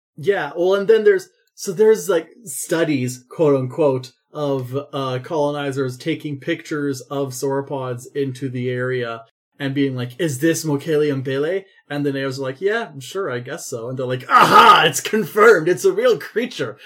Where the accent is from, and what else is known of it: Canada